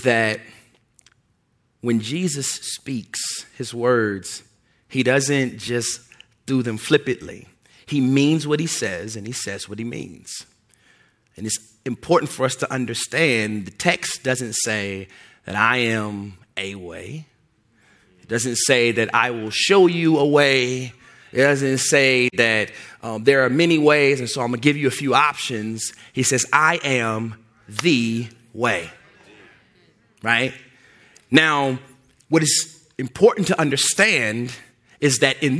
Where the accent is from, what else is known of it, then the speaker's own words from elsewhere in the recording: Louisville, Kentucky, United States; moved away; also born or lived in southern Indiana; I grew up in Louisville, Kentucky, there's ways in which we talk in Louisville, Kentucky